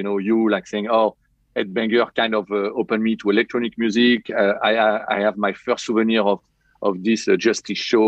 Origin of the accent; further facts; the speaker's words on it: Paris, Île-de-France, France; I'm totally French, born and raised in Paris